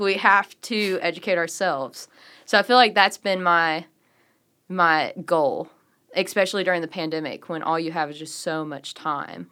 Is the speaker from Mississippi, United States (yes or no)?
yes; Walls, Mississippi, United States; also born or lived in Memphis, Tennessee; So I was born in Memphis, but I grew up in the Delta in Walls, Mississippi.